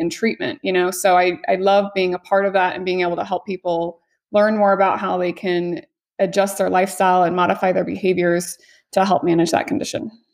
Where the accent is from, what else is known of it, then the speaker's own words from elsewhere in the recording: Missouri, United States; now in Las Vegas, United States; I'm from Mid-, Missouri originally